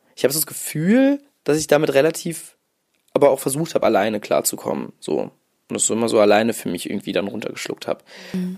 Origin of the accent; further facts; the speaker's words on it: Mainz, Rhineland-Palatinate, Germany; also born or lived in Morocco; ich bin in Mainz aufgewachsen, beziehungsweise im Dorf in der Nähe von Mainz.